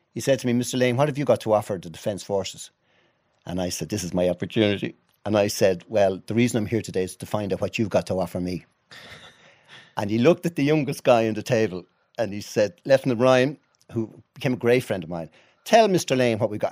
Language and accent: English; Dublin, Leinster, Ireland; also born or lived in Rathfarnham, Dublin; I was born in Finglas. on the north side